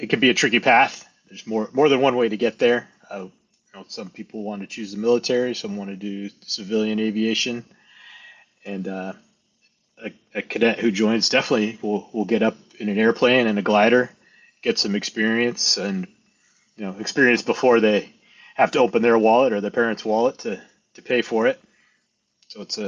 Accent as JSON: {"language": "English", "region": "Pacific Northwest", "country": "United States", "also_born_or_lived": "Caribbean", "moved": "as an adult", "lives_now": "New Hampshire, United States", "said": "So I'm a transplant here in New England. I'm originally from the Pacific Northwest."}